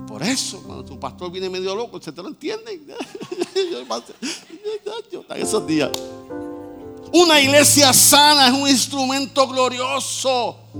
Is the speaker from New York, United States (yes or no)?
yes; New York, United States; Yo nací en Nueva York, mi papá era en Nueva York